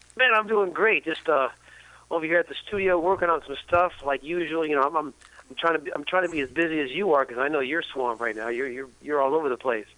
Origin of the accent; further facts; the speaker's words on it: San Francisco, California, United States; I am a native of San Francisco.